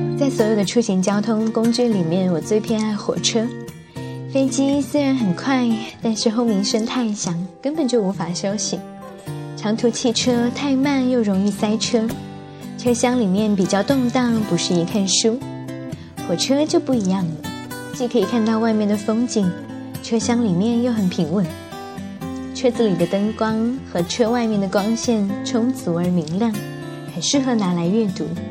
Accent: Jiangnan water towns, China; 我一个从小在江南水乡长大的小孩

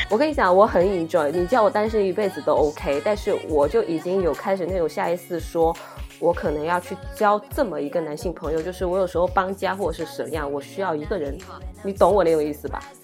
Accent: southern China, China; 我在帝都我没有亲戚，因为我们都是南方人

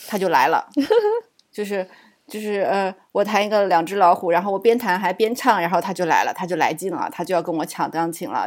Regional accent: Suzhou, Jiangsu, China; also born or lived in Shijiazhuang; now in United States; 我小时候是在石家庄，很小的时候。然后后来我爸那个要转业了嘛，然后我们就回到苏州

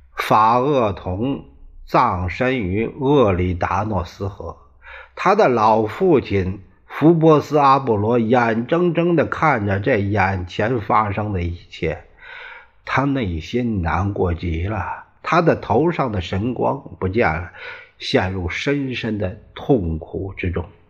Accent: China; 就像我们中国人指天发誓

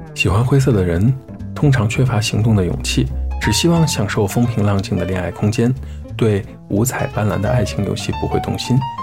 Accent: Xi'an, Shaanxi, China; 作为一名西安人

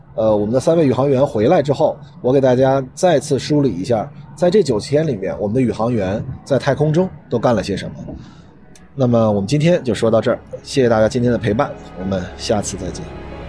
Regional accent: China; 我们中国人

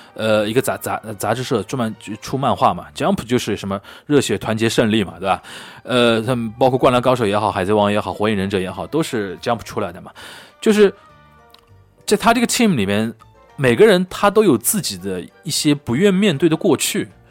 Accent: Shanghai, China; 我们上海这边或者南方吴语区

